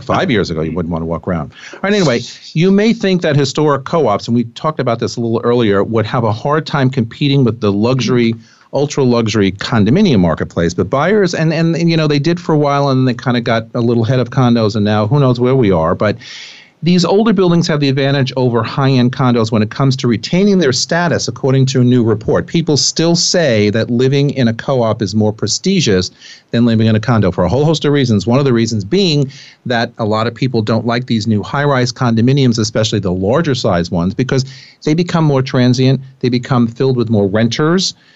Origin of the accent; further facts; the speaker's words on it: Putnam County, New York, United States; now in Manhattan, United States; I grew up in Putnam County